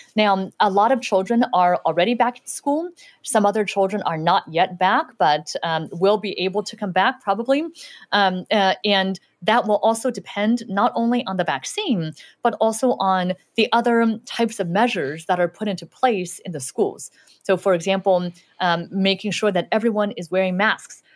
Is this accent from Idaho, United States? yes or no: no; Southern California, United States; English is a second language; also born or lived in Shanghai, China / Utah; I lived there for a few years, and then we, we moved to Los Angeles, and I mainly grew up in Southern California